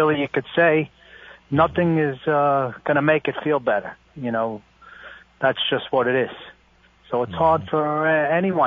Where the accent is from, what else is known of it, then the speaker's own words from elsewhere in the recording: Long Island, New York, United States; moved away; We have a big family. We're from Long Island